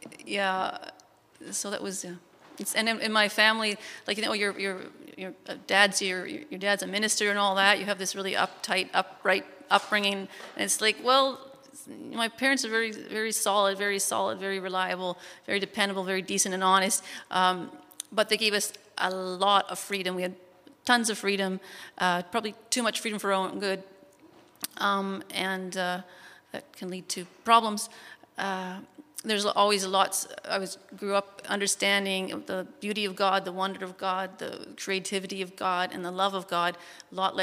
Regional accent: Burnaby, British Columbia, Canada; also born or lived in Oshawa, Ontario / Vancouver; I was really young when we moved out here, so I don't remember Ontario, to Burnaby, and I grew up in Burnaby and I live in Burnaby now

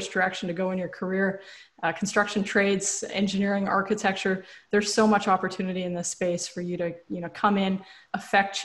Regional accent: Canada; accent: Canadian; I'm Canadian

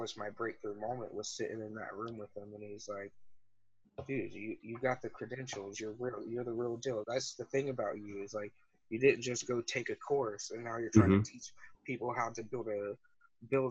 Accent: Alabama, United States; moved away; I grew up in Alabama, like, small town

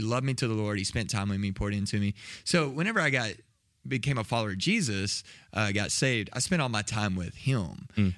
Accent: south of Waco, Texas, United States; Grew up in Texas, south of Waco

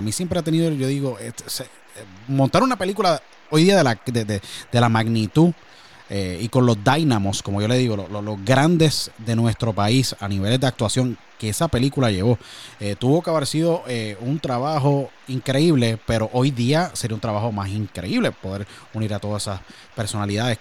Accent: Puerto Rico; moved away; yo vengo de Puerto Rico igual

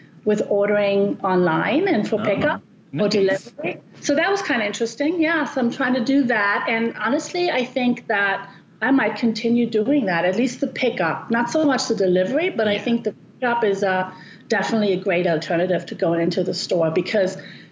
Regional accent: Germany; moved away as an adult; also born or lived in Cambridge, United Kingdom; now in Arizona, United States; I was born and raised in Germany

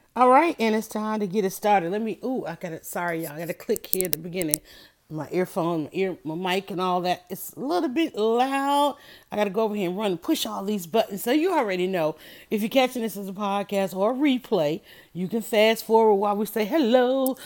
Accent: the South, United States; I'm from the South

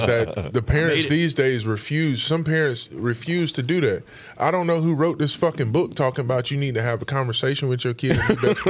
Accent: the South, United States; moved away; when I was born and raised in the South.

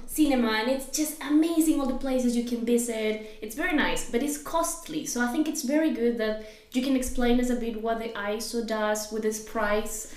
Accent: Peru; moved away; I come from Peru

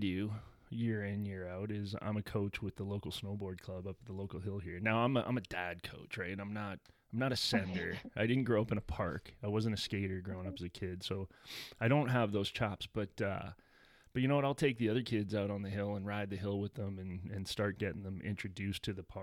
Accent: Ontario, Canada; moved away as an adult; now in British Columbia, Canada; growing up in Ontario

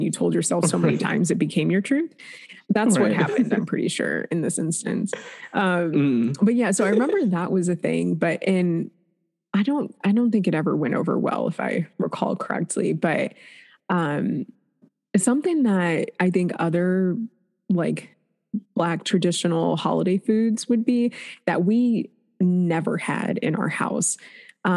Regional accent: Shaker Heights, Ohio, United States; also born or lived in Cleveland, Ohio; born in Cleveland, raised in Shaker Heights, which is right outside of Cleveland

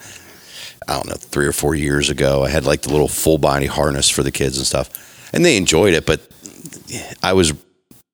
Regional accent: Raystown Lake, South Central Pennsylvania, United States; I grew up on Raystown Lake.

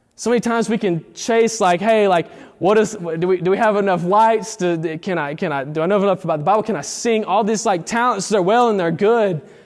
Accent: Eufaula, United States; born or raised there; moved away as an adult

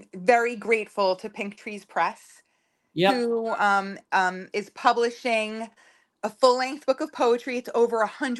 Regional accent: Suffern, New York, United States; I was born in Suffern in 1973.

